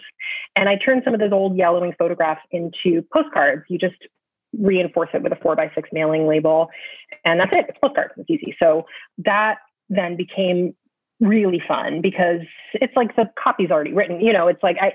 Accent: California, United States; moved away as an adult; also born or lived in Michigan; now in New York, United States; I was born in California, had dear, dear friends who I'm still very close with. I went to school in Michigan. I've been in New York since 2001.

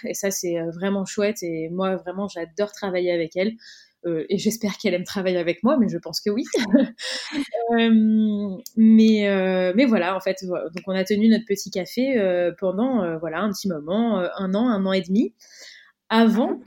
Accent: Cannes, Provence-Alpes-Côte d'Azur, France; moved away; nous on est originaire de Cannes, dans le sud de la France

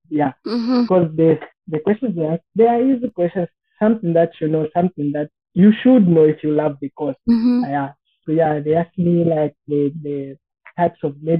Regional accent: Copperbelt Province, Zambia; I come from Copperbelt.

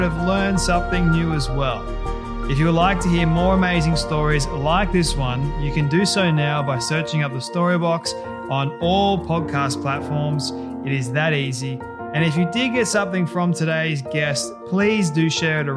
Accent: Australia; I'm Aussie

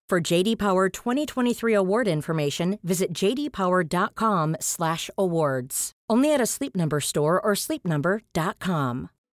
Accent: Australia; moved away as an adult; now in England; being an Australian coming here

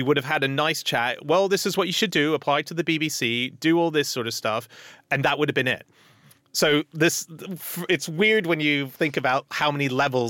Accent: Hong Kong; I grew up in Hong Kong and my dream has always been, because I speak Mandarin, I've always wanted to be a stand-up in China, doing it in Chinese.

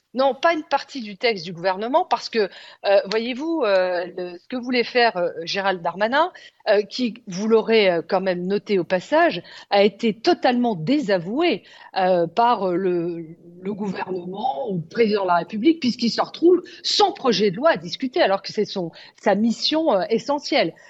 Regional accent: France; Chez nous, en France

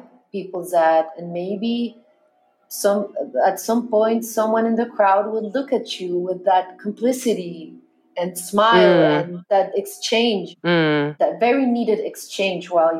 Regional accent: Chile; I was Latin, because I was Chilean

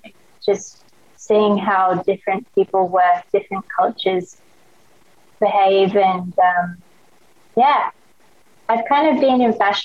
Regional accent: Australia; accent: Australian; also born or lived in Hong Kong / Thailand; So I was born in Hong Kong, back when it was British Hong Kong. And then I moved to Thailand when I was 2 years old. We lived in Thailand till I was probably 10 years old. Then we moved to Australia. And that's why I have an Australian accent.

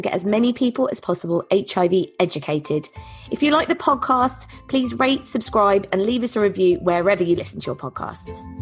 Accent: Eastbourne, South East England, United Kingdom; I'm from Eastbourne

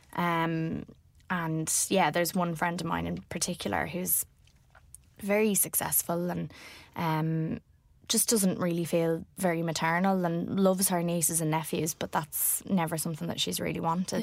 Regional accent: Ireland; as an Irish woman

